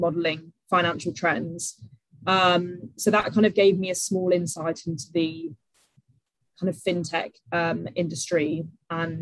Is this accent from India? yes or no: no; Switzerland; now in United Kingdom; I grew up in Switzerland, then moved over to the UK in about 2007